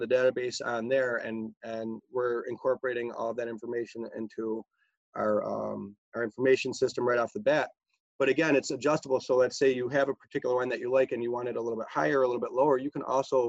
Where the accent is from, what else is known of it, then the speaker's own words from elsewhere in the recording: Buffalo, New York, United States; where I grew up in South Buffalo